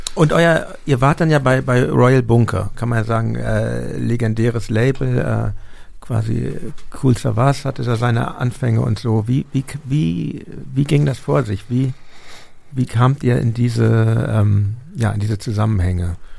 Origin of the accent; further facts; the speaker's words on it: Hamburg, Germany; now in Berlin, Germany; ich komme ja aus Hamburg ursprünglich